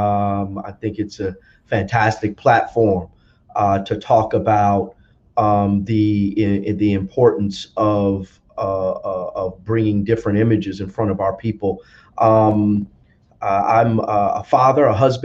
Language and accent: English; South Orange, New Jersey, United States; I'm from New Jersey, born and raised from South Orange, New Jersey, which is a suburb of Newark, New Jersey.